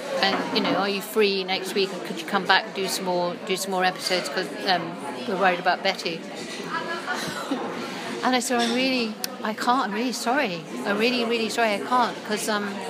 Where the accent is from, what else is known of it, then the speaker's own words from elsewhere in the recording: Scotland, United Kingdom; so I do identify myself as a Scot rather than an English person.